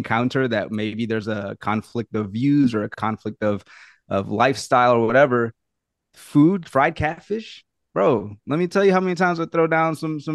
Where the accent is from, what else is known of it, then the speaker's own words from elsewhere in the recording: New Orleans, Louisiana, United States; I'm from New Orleans. I was raised in the South